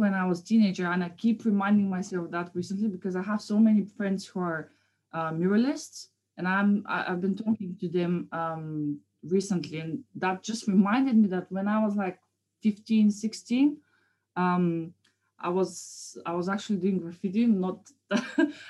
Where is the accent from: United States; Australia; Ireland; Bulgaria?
Bulgaria; moved away as an adult; now in London, United Kingdom; I'm from Bulgaria, so I've been living there all my life before I moved to London, obviously. I moved here like 8 years ago